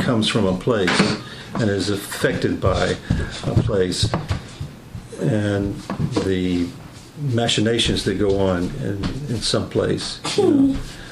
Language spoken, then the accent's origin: English; Mississippi, United States; now in Atlanta, United States; I'm now from Mississippi